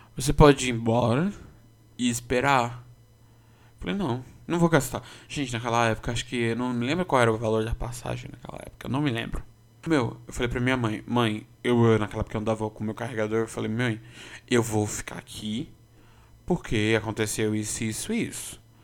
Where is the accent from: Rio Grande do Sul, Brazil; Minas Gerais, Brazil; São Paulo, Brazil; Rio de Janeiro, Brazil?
São Paulo, Brazil; eu sou paulistano desde que eu me conheço por gente